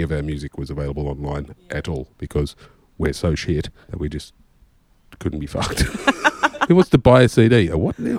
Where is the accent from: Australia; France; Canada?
Australia; also born or lived in Maine, United States; I'm Australian